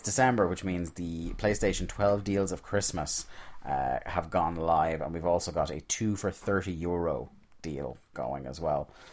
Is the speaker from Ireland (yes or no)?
yes; Ireland; being Irish